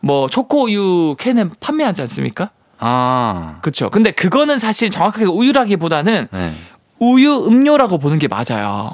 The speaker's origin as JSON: {"language": "Korean", "region": "Busan", "country": "South Korea", "tie": "born or raised there", "said": "제가 예전에 고향이 부산이다 보니까"}